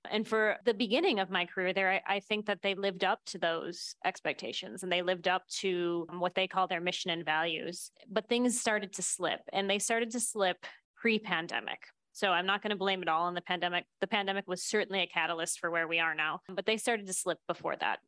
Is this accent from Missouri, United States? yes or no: no; Buffalo, New York, United States; I grew up in Buffalo, New York.